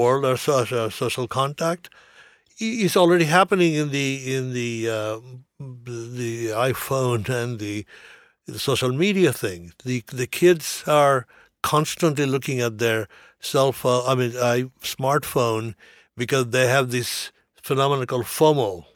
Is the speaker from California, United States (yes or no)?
yes; California, United States; I come from California.